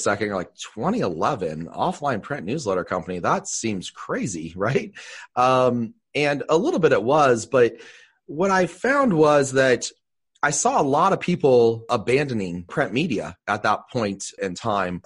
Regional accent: Bay Area, California, United States; moved away as an adult; now in Idaho, United States; I'm originally from the Bay Area

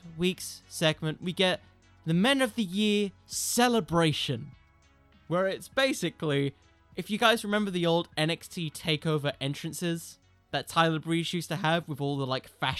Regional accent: United Kingdom; I'm British

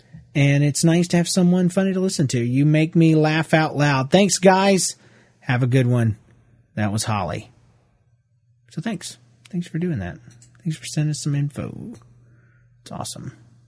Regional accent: Ontario, Canada; It took us 3 days of driving to get there. We are from Ontario, Canada, but it was great.

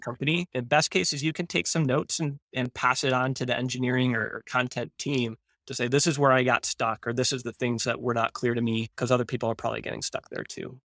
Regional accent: Ann Arbor, Michigan, United States; I grew up in Ann Arbor, close enough to hear the marching band practice during the week

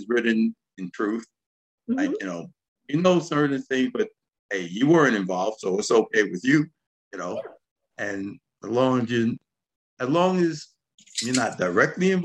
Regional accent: New York City, New York, United States; growing up in the South Bronx

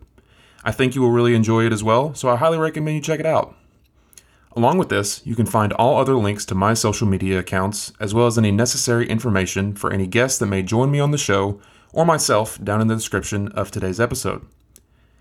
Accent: Appalachia, East Tennessee, United States; my hometown, because like I said, it was a very rural area

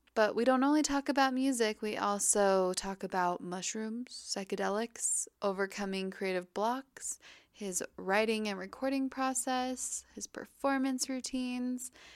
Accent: Park City, Utah, United States; moved away as an adult; now in Hawaii, United States; I grew up there in Park City, Utah my entire life

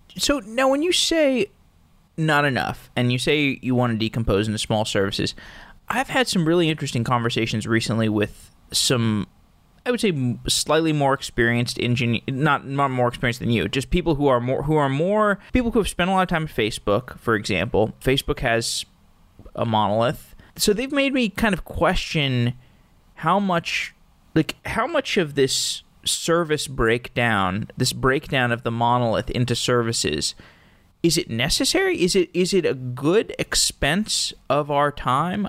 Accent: Austin, Texas, United States; moved away; I'm from Austin originally, Austin, Texas

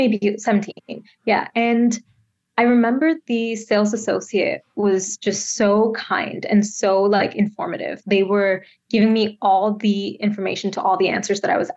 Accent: Bangalore, Karnataka, India; moved away as an adult; now in Canada; I grew up in Bangalore, India. It's in the south.

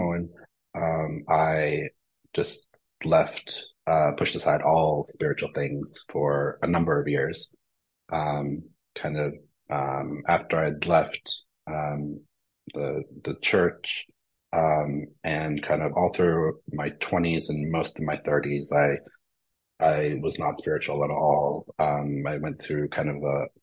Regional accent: Midwest, United States; I grew up in the Midwest

